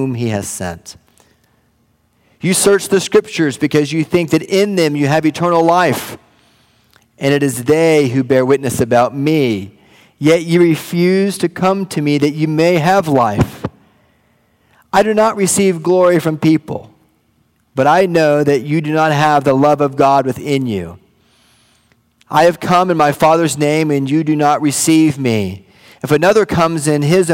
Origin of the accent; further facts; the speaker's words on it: Wichita Falls, Texas, United States; moved away; Wichita Falls, my hometown